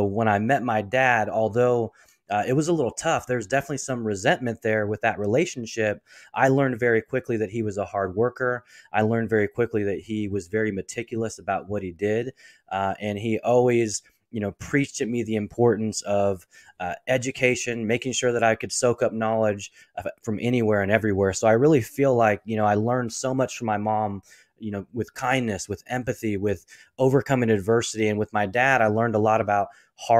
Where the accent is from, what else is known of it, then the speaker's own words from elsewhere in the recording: Portland, Oregon, United States; I was born and raised in Portland, Oregon